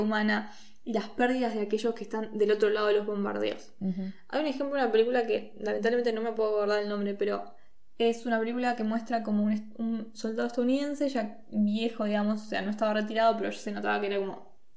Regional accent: Argentina; los argentinos sí somos tanto latinoamericanos como latinos

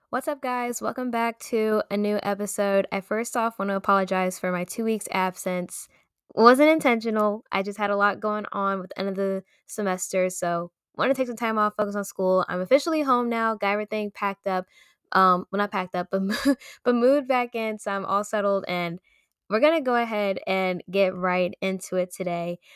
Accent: Maryland, United States; moved away as an adult; also born or lived in Pennsylvania; I am originally from Maryland

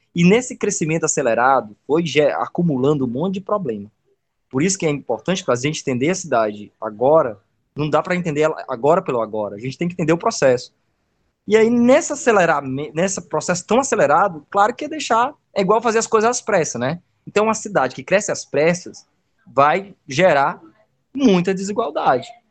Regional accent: Brazil; eu sou de Calcaia, e eu moro num lugar chamado Taquara, perto de uma serra. Cada pedacinho desse lugar eu reconheço como sendo meu também. Né? É onde está a minha história

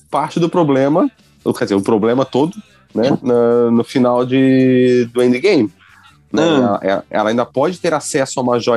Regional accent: Rio de Janeiro, Brazil; also born or lived in Santa Catarina; now in Portugal; eu morei muito tempo no Rio de Janeiro, eu nasci lá e mudei para Santa Catarina, Santa Catarina e meu sotaque mudou.

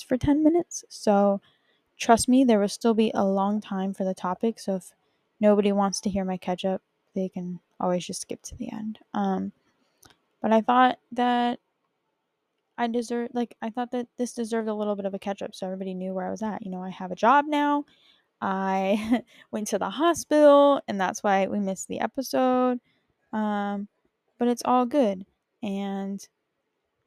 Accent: Bakersfield, California, United States; also born or lived in Utah; now in New York City, United States; I grew up in California. I grew up in Bakersfield

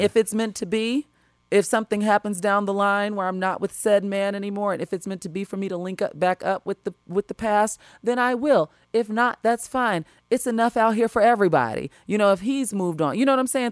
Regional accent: Chicago, Illinois, United States; moved away as an adult; now in Los Angeles, United States; I was raised growing up in Chicago school district

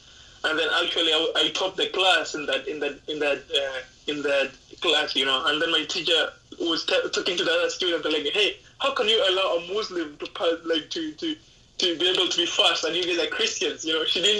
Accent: Mombasa, Coast, Kenya; also born or lived in Mackinnon Road, Kenya; I grew up in a small city, or maybe in a small town called Mackinnon Road. But then for the most part, I've been doing my studying and things like that in Mombasa.

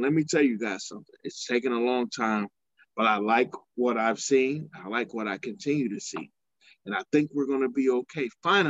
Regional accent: Cleveland, Ohio, United States; We are the Browns. We are from Cleveland.

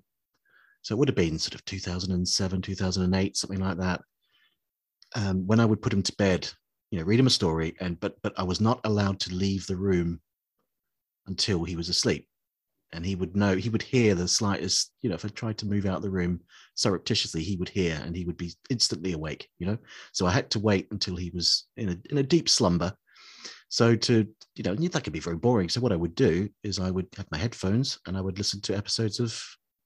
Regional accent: New Zealand; I grew up in New Zealand in the late 70s, early 80s, and it was shown on TVNZ

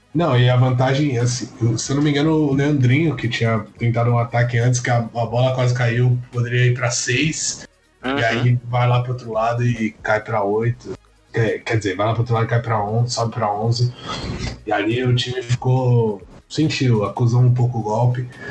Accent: Brazil; como bom brasileiro

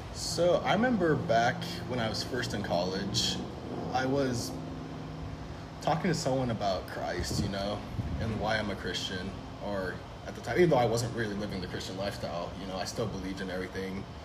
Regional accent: Fresno, California, United States; I was born and raised here in Fresno, California

